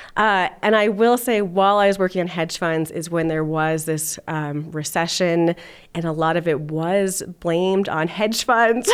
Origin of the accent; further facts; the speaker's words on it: Los Alamos, New Mexico, United States; also born or lived in California; now in Denver, United States; I grew up in Los Alamos, New Mexico